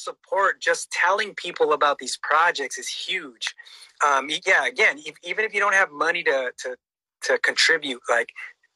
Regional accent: Los Angeles, California, United States; moved away as an adult; now in Norwalk, United States; That's where I grew up

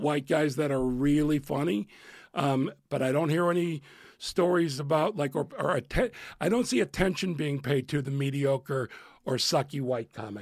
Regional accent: Chicago, Illinois, United States; moved away as an adult; also born or lived in New York / Los Angeles; I was from Chicago

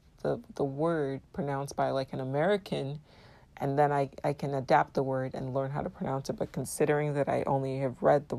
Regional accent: Nigeria; My regular listeners know I'm of Nigerian descent and I was born and raised in Nigeria. And even though I have not much of an accent

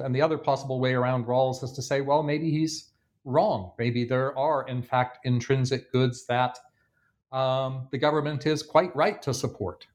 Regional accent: Canada; now in Bloomington, United States; my home country of Canada

